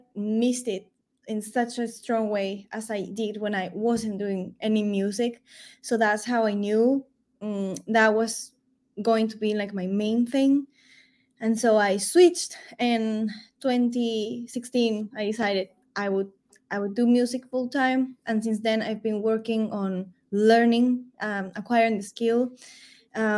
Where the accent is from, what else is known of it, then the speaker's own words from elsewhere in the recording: Peru; I am from Peru at origin, and we love having music everywhere